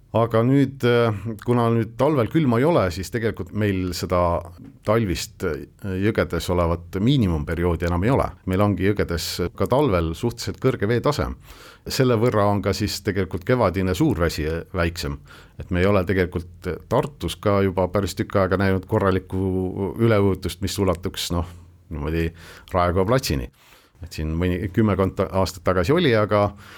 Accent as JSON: {"language": "Estonian", "region": "Northeast Estonia", "country": "Estonia", "tie": "born or raised there", "said": "minu kodukandis Kirde-Eestis"}